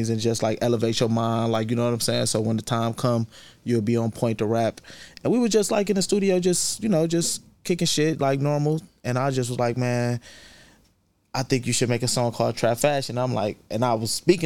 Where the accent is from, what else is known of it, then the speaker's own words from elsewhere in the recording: Cleveland, Ohio, United States; I'm from the St. Clair area, though. I'm from, like, Eddy Road.